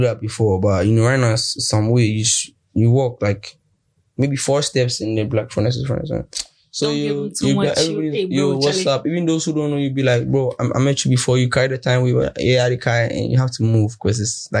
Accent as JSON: {"language": "English", "town": "Accra", "region": "Greater Accra", "country": "Ghana", "tie": "born or raised there", "said": "In Ghana, and I grew up more in Spintex."}